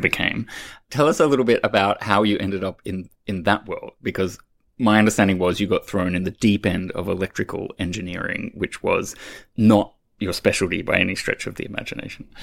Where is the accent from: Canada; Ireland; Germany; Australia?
Australia; moved away as an adult; I being an Australian